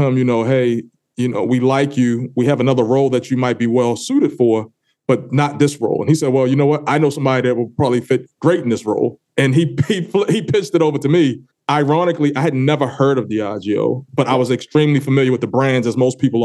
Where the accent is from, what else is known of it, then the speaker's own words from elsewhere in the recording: Baltimore, Maryland, United States; I born and raised in Baltimore, Maryland.